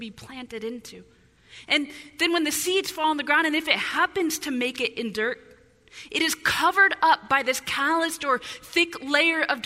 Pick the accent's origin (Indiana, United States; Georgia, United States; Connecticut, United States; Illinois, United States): Illinois, United States; now in Southern California, United States; growing up in Illinois